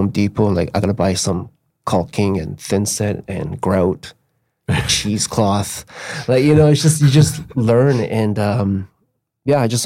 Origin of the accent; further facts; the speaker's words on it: Burnaby, British Columbia, Canada; I'm from North Burnaby and I currently live on Capitol Hill. So I grew up on Capitol Hill as well.